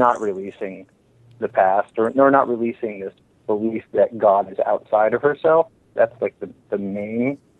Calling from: Palm Springs, California, United States; I'm calling from Palm Springs.

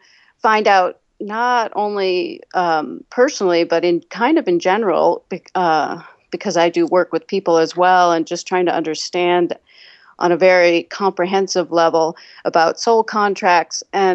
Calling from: New Mexico, United States; Hi, I'm calling from New Mexico.

